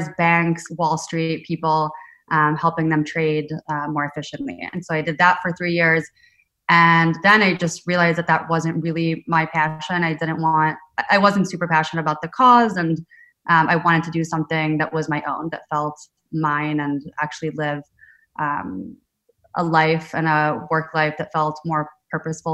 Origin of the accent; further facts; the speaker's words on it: Rome, Lazio, Italy; moved away as an adult; also born or lived in San Diego, United States / Boston, United States / New York, United States; now in United States; I grew up in Rome, so the capital. Really grew up there up until I was 18